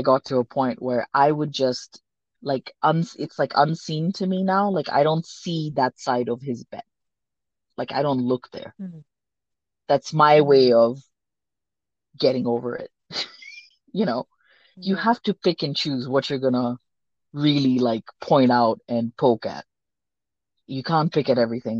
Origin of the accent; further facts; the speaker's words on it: India; first language Sindhi; English is a second language; also born or lived in Hong Kong; now in Denver, United States; Me being Indian